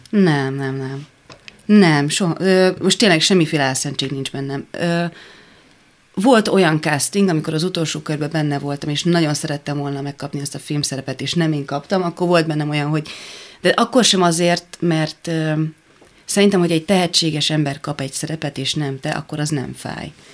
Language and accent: Hungarian; Hungary; ott álltam én magyarként, ilyenkor érzem egy kicsit, hogy magyar vagyok